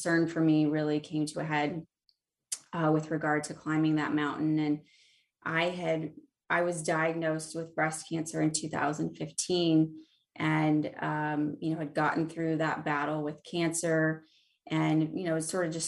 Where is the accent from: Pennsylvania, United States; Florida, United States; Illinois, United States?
Illinois, United States; the Midwest, central; moved away; I grew up in the Midwest, right in the center of Illinois, where there are a lot of cornfields and absolutely zero mountains.